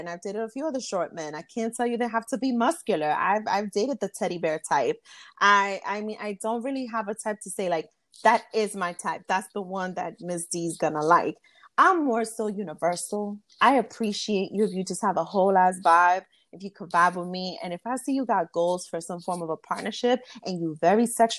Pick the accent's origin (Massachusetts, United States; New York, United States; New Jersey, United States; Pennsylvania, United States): New York, United States; New York City; I am from Bronx, New York, born and raised